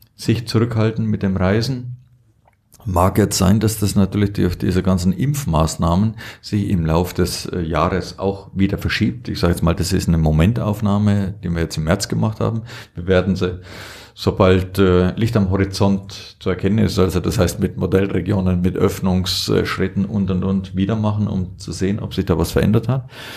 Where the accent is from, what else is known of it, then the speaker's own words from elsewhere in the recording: Allgäu, Germany; hier nur bei uns im Allgäu